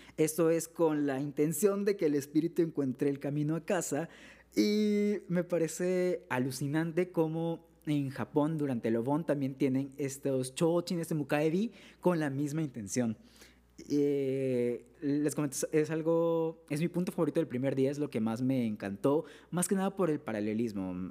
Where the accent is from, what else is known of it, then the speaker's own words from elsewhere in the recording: Mexico; soy de México